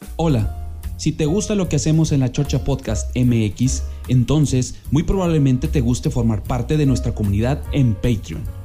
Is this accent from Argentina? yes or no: no; Monterrey, Nuevo León, Mexico; como regiomontanos o como mexicanos